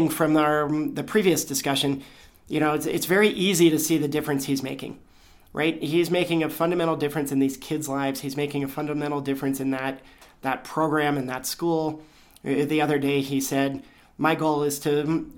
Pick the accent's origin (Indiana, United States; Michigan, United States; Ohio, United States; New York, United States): Ohio, United States; Cincinnati; also born or lived in Colorado; now in Vail, United States; I grew up in Cincinnati, Ohio